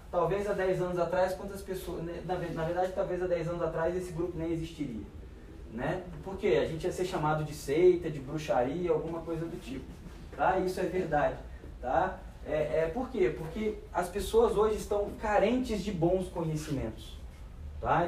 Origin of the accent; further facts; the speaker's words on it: Resende, Rio de Janeiro, Brazil; eu sou de Resende, estado do Rio.